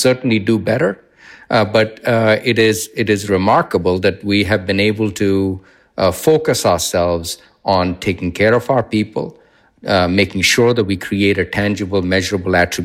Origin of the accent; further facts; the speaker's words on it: India; moved away; When I was growing up in India